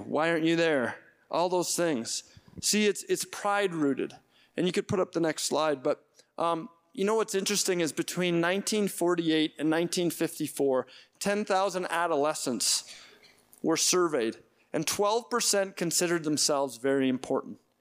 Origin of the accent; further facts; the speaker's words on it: Edmonton, Alberta, Canada; I grew up in Edmonton